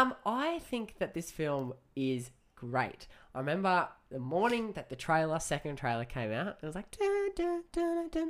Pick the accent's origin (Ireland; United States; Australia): Australia; as an Aussie